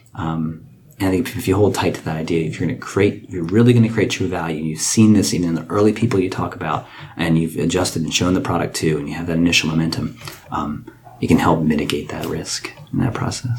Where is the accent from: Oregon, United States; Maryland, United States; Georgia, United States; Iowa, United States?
Maryland, United States; Frederick; I'm born and raised in Frederick.